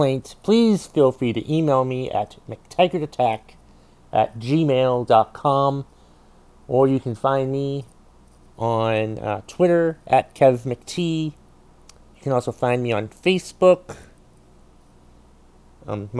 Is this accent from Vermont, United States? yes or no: yes; Vermont, United States; I'm a comedian from Vermont